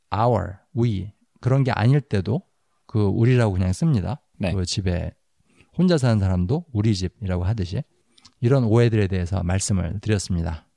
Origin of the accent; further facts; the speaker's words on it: South Korea; now in United States; 우리 한국 사람들